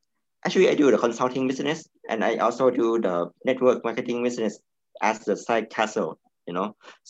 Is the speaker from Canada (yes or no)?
no; China; Anyway, I'm from Thailand, not Thailand, China.